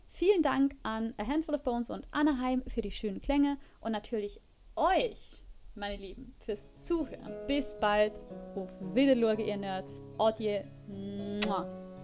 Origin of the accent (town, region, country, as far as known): Switzerland; moved away as an adult; now in Germany